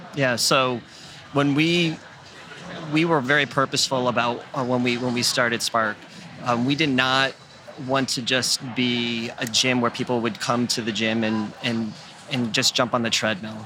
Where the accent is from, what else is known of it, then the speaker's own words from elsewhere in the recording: York, Maine, United States; also born or lived in Andover, Massachusetts; So, um, so I grew up in York, Maine.